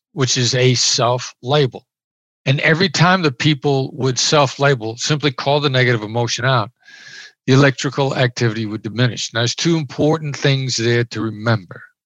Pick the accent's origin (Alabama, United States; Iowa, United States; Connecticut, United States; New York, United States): Iowa, United States; moved away; I grew up in Iowa. I'm a small town Iowa boy